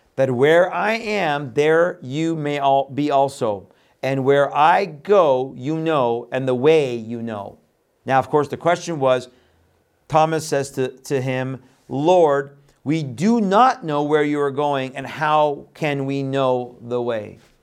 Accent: Iran; moved away; I was born in Iran, left there in nineteen seventy-eight

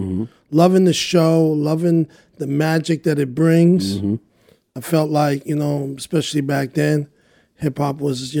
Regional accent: Montreal, Quebec, Canada; from Little Burgundy.

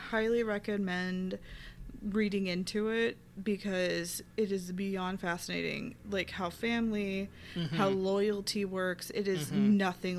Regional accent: United States; I am an American.

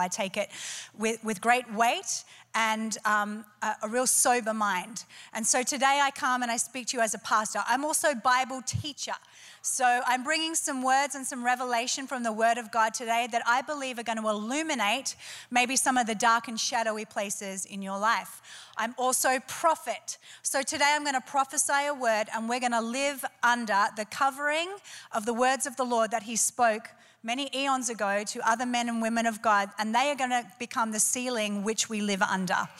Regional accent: Australia; I'm Australian. We like it a bit noisy and robust

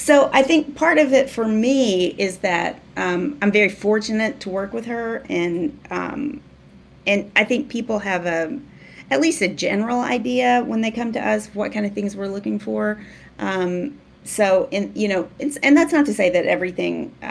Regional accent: Waldron, Arkansas, United States; moved away; growing up in Waldron, I loved movies

